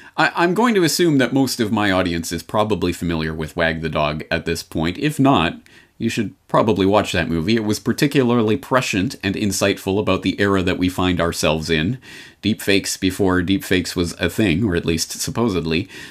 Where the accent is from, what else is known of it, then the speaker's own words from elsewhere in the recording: Canada; I'm Canadian by birth